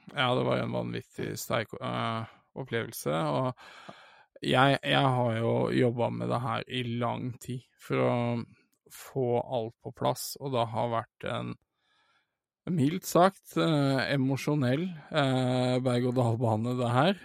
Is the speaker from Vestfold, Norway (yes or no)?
yes; Sandefjord, Vestfold, Norway; dette er jo den kinosalen jeg er vokst opp med å gå og se film